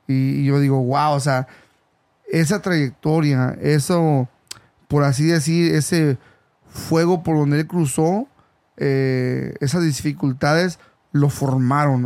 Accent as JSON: {"language": "Spanish", "country": "Mexico", "tie": "born or raised there", "moved": "yes", "lives_now": "California, United States", "said": "yo soy originario de México"}